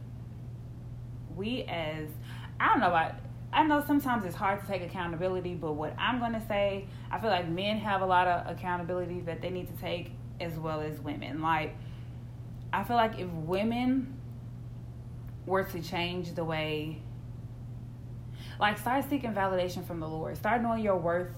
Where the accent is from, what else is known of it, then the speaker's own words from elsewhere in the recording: Houston, Texas, United States; We're from Houston